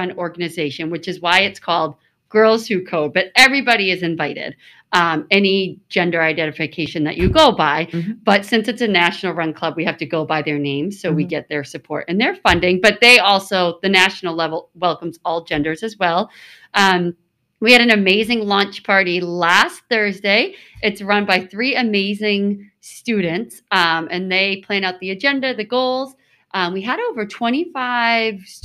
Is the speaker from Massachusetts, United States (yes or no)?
yes; South Shore, Massachusetts, United States; I've always lived on the South Shore